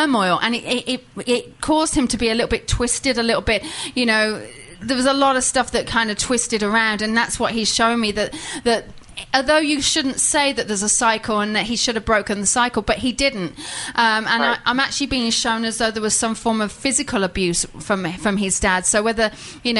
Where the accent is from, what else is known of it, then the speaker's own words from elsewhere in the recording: England, United Kingdom; I'm English